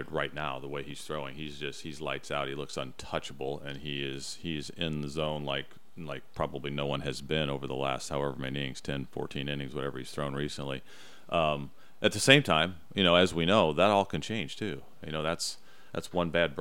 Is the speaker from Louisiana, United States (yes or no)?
no; Central Illinois, United States; I grew up in Central Illinois